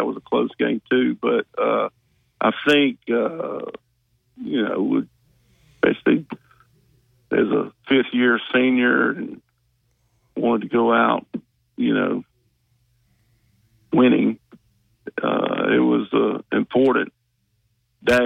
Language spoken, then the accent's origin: English; Mississippi, United States; moved away as an adult; also born or lived in Alabama; I'm from Mississippi